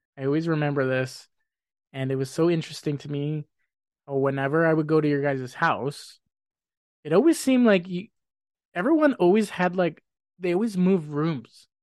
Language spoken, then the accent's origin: English; Grande Prairie, Alberta, Canada; moved away as an adult; now in Spruce Grove, Canada; I was born in Grand Prairie